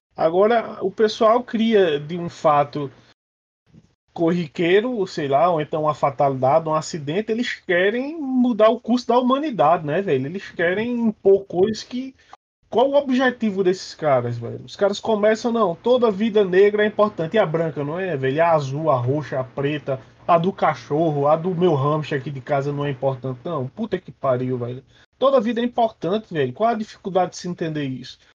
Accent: Northeast Region, Brazil; accent: nordestino; moved away; Eu tenho um sotaque nordestino carregado, pesado

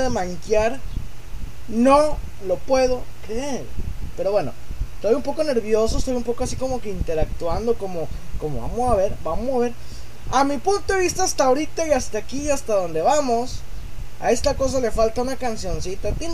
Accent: Mexico; yo no soy gringo, soy un zombie mexicano

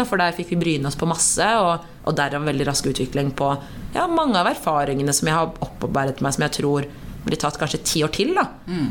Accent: Norway; jeg har bakgrunn fra Eritrea, men født og oppvokst i Norge

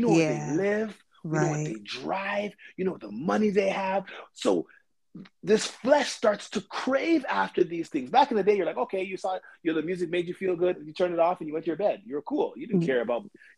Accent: Toronto, Ontario, Canada; we come from Scarborough

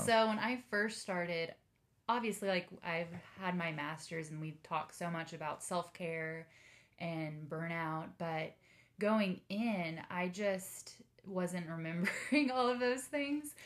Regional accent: Denton, Texas, United States; now in Austin, United States; I grew up in the Dallas area in good old Denton

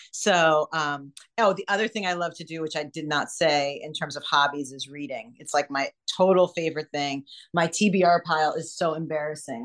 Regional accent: New York, United States; moved away as an adult; now in California, United States; I'm a New Yorker and I moved out here for my husband

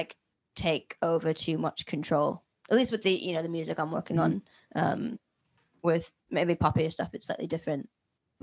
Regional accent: Philadelphia, Pennsylvania, United States; I'm from Philadelphia

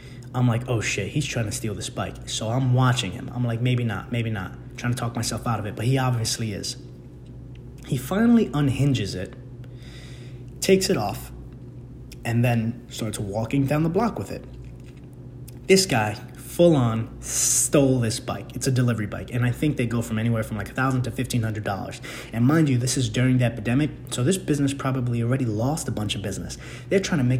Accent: New York City, New York, United States; moved away; my hometown of the Bronx

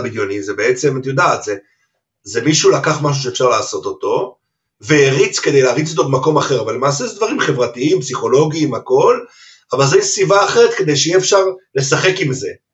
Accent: Haifa, Haifa District, Israel; גדלתי בכרמל, בחיפה

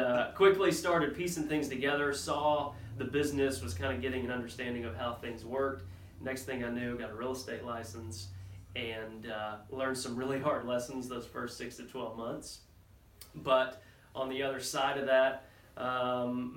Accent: Wichita Falls, Texas, United States; moved away as an adult; now in Waco, United States; born and raised in Wichita Falls, Texas

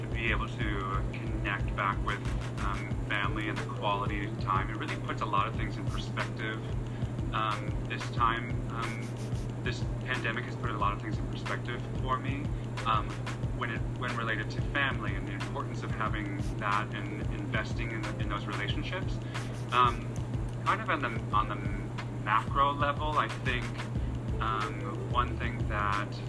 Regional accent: Wisconsin, United States; moved away; I'm originally from Wisconsin

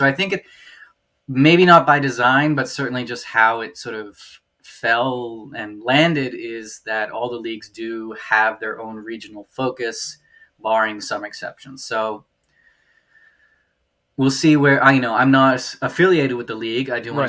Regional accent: Germany; now in Baltimore, United States; so I grew up in Germany

